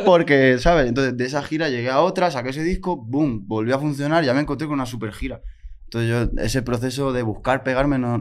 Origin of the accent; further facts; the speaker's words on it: Mallorca, Balearic Islands, Spain; Si eras de una isla, como soy yo, de Mallorca